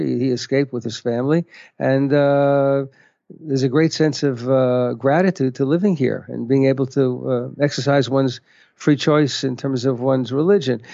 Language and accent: English; United States; now in Israel; I'm an American